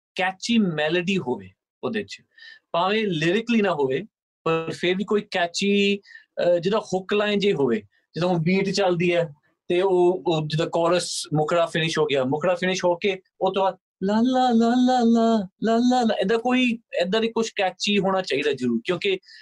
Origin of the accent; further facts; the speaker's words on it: United Kingdom; ਮੈਂ ਯੂਕੇ ਦਾ ਬੋਨ ਆ